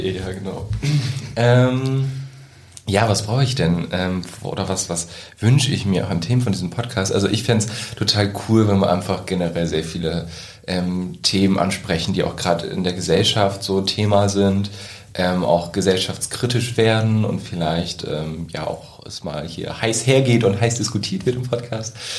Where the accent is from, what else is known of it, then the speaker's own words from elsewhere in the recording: Wesermarsch, Lower Saxony, Germany; ich komme aus der Wesermarsch